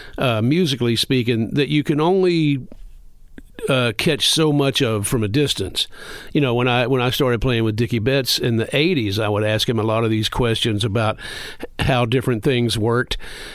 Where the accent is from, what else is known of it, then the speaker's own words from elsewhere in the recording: the South, United States; Growing up in the South, I was much more